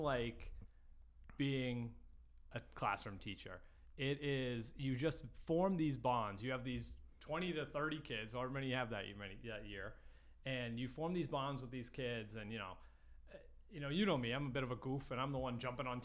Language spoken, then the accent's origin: English; Lynn, Massachusetts, United States; moved away as an adult; now in North Andover, United States; I grew up, born and raised in Lynn, Massachusetts.